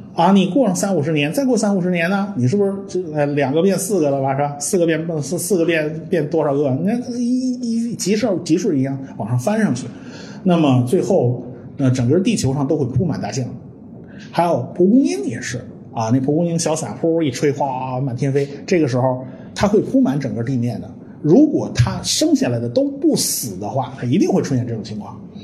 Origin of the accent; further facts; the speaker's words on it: China; 其实我们中国人都懂